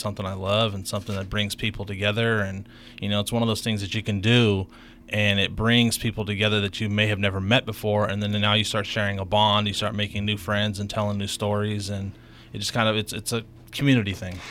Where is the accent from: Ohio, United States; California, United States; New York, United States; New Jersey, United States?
California, United States; Vallejo; now in Napa, United States; born and raised in Vallejo